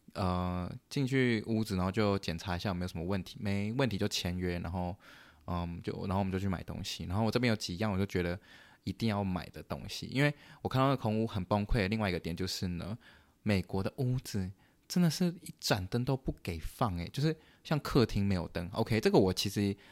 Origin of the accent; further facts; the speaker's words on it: Canada; moved away as an adult; now in United States; 我是加拿大人